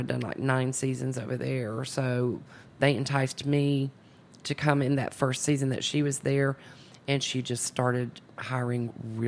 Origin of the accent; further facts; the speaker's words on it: North Georgia, United States; accent: Southern; now in Memphis, United States; my childhood, I was raised in North Georgia.